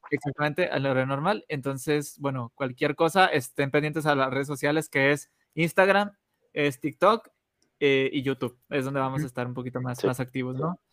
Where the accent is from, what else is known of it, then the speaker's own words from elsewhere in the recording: Mexico; nosotros tres como mexicanos